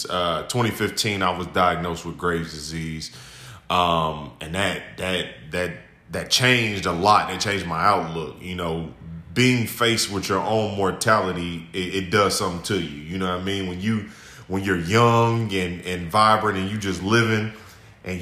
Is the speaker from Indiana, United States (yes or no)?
yes; Indianapolis, Indiana, United States; I'm 35, born and raised in Indianapolis